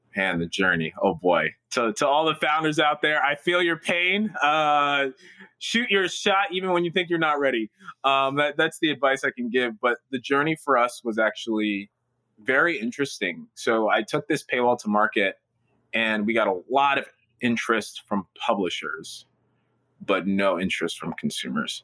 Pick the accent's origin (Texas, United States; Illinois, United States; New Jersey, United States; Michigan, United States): New Jersey, United States; Newark; I was born and raised in Newark